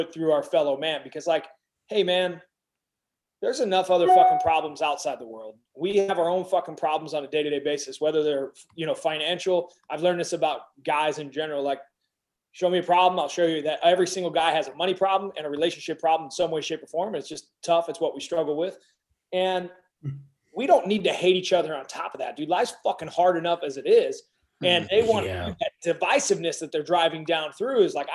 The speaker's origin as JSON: {"language": "English", "country": "United States", "said": "I'm an American"}